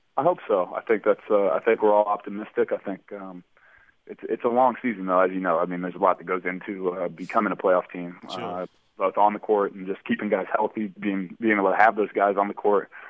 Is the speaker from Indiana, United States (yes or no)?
yes; Indianapolis, Indiana, United States; I'm just lucky to be back in my hometown. I'm from Indianapolis originally